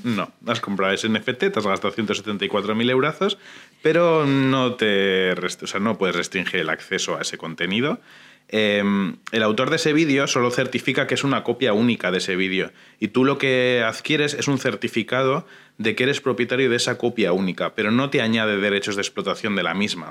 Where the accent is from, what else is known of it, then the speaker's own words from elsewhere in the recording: Durango, Basque Country, Spain; en el Museo Público de mi pueblo